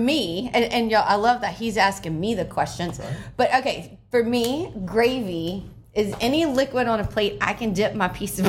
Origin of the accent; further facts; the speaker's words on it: New Orleans, Louisiana, United States; I don't know if that's just because I'm from Louisiana or from New Orleans.